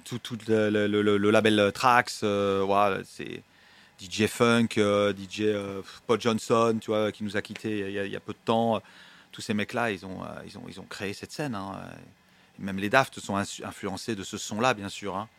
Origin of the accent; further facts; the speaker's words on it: Paris, Île-de-France, France; je viens du Marais